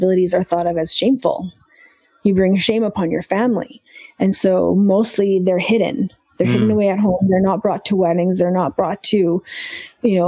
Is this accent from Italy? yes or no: no; Canada; growing up in Canada, being Indian